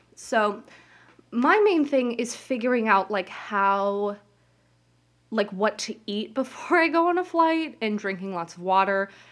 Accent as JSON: {"language": "English", "town": "Las Vegas", "region": "Nevada", "country": "United States", "moved": "as an adult", "lives_now": "New Jersey, United States", "said": "I go to school in New Jersey, and I'm from Las Vegas"}